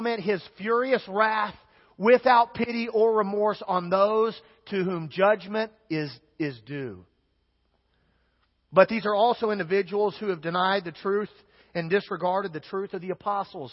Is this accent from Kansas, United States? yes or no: yes; Kansas, United States; I'm from Kansas